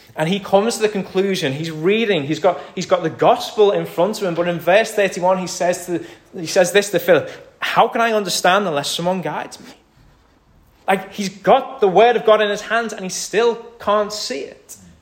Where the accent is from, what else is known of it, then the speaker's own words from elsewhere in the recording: United Kingdom; we're British